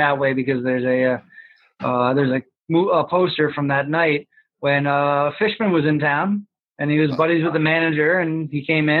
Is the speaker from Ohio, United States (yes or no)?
no; Albany, New York, United States; also born or lived in Syracuse, New York; I'm from Albany, New York, grew up in the suburbs, and I've been and went to school in Syracuse and then eventually moved back here and been enjoying life in the Capital District since.